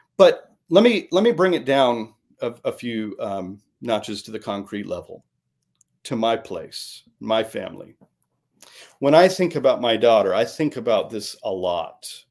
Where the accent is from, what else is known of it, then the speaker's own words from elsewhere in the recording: Midwest, United States; I grew up in the Midwest